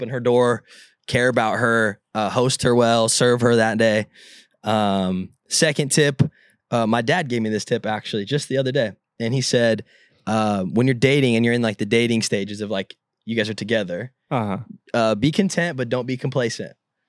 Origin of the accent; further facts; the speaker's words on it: California, United States; Like, I grew up in Southern California, and I don't go in the ocean.